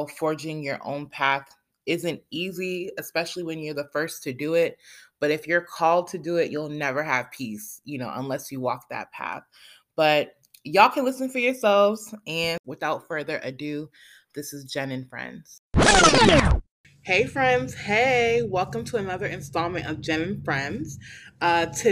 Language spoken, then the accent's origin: English; Boston, Massachusetts, United States; moved away as an adult; also born or lived in Miami, Florida, United States; now in Lisbon, Portugal; I grew up in Miami up until the age of 10. And then my mom moved my siblings and I to Boston. We primarily lived in JP and then we relocated to Mattapan, which is where I grew up from high school on